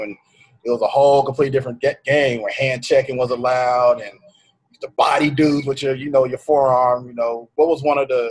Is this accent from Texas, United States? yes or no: yes; Arlington, Texas, United States; I'm from Arlington, Texas, you know, a suburb of Dallas.